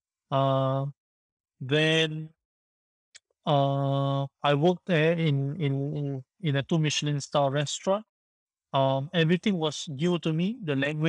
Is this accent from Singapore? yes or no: yes; Singapore; also born or lived in France; I came back from France to Singapore. I had to serve my national service for 2 years.